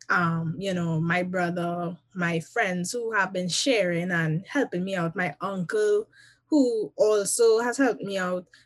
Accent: Trinidad & Tobago; now in United States; they know first and foremost that I am a Trinidadian and a Trinidadian at heart.

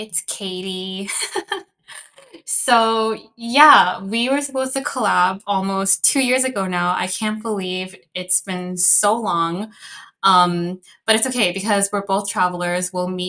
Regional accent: Chicago, Illinois, United States; first language Cantonese; English is a second language; I am Chinese American. I was born and raised in Chicago

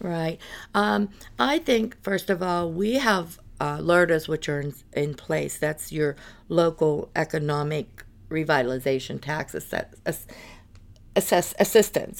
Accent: North Buffalo Township, Pennsylvania, United States; I was born and raised in North Buffalo. Township, uh, Armstrong County

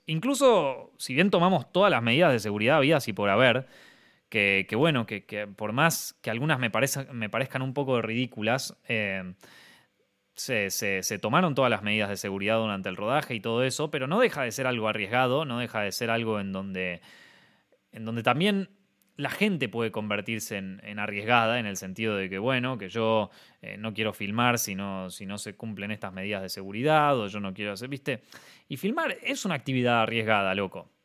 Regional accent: Argentina; moved away

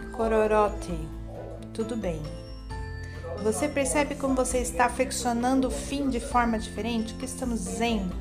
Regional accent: Memphis, Tennessee, United States; eu nasci em Memphis, não na Memphis do Egito

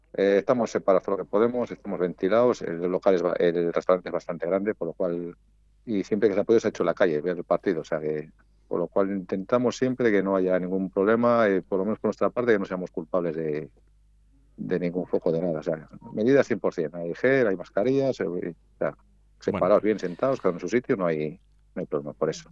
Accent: Valladolid, Castile and León, Spain; nosotros somos de Valladolid

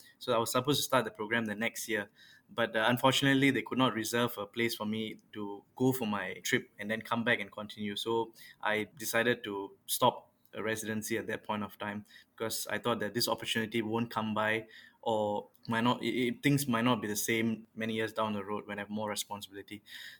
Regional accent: Yishun, Singapore; I was from a pretty traditional family. Both my parents are teachers. I mean, I was from Naval Base Primary School in Yishun.

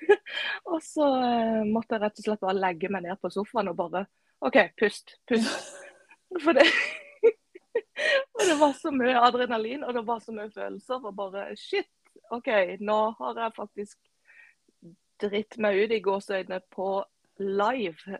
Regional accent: Kristiansand, Agder, Norway; Jeg er fra ei lita øy utenfor Kristiansand som heter Flekkerøya.

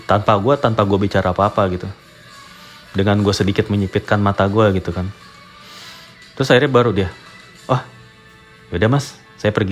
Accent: Indonesia; gue orang Indonesia lah gue gitu iya Indonesia gitu

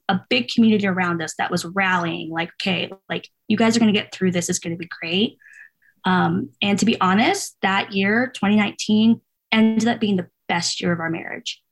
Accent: outside the Bay Area, Northern California, United States; moved away as an adult; also born or lived in San Diego; I'm originally from California. I grew up in Northern California, kind of outside the Bay Area near like Oakland, San Francisco.

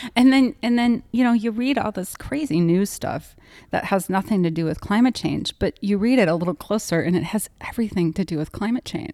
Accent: Wisconsin, United States; I grew up in Wisconsin

